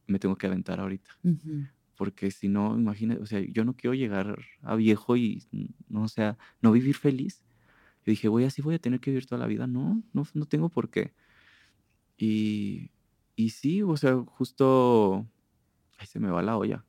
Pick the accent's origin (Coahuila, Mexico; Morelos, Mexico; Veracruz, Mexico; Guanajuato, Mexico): Guanajuato, Mexico; Purísima del Rincón; now in Guadalajara, Mexico; Purísima de Rincones. Es muy bonito estar en el silencio, o sea, amo estar en el silencio de mi pueblo